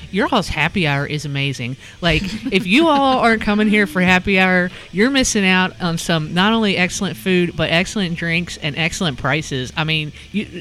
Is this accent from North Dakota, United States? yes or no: no; Burlington, Kentucky, United States; I grew up in Northern Kentucky. That's where I grew up. I'm from Burlington. I'm from Boone County